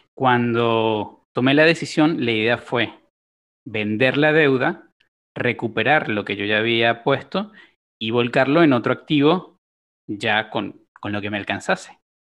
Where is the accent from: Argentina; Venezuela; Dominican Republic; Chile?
Venezuela; moved away as an adult; also born or lived in Colombia (family); now in Uruguay; mi familia es originaria de Colombia, yo nací en Venezuela y ya tengo alrededor de siete años en, en Uruguay